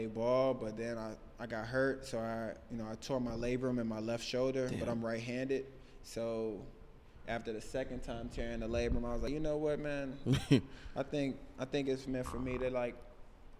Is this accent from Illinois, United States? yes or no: yes; Chicago, Illinois, United States; moved away as an adult; also born or lived in northern Michigan; now in Oregon, United States; I was in Chicago. I'm from Chicago